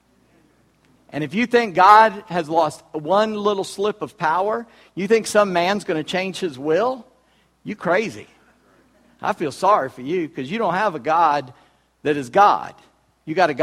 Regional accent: Charleston, South Carolina, United States; I was born in Charleston, South Carolina, on July 21, 1959

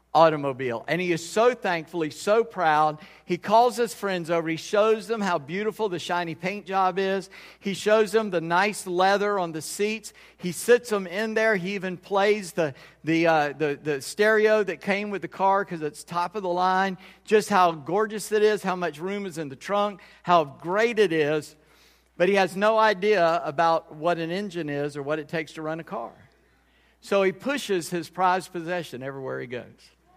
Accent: United States; I'm, uh, mostly Scott, but Scott Irish descent. I'm an American. I'm one hundred percent American

